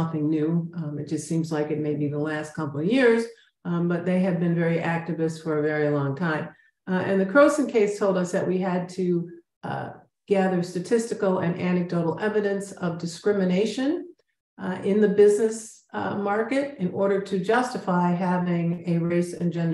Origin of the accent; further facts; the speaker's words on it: Chicago, Illinois, United States; moved away as an adult; now in San Antonio, United States; I'm now based out of San Antonio, Texas, but I'm really from Chicago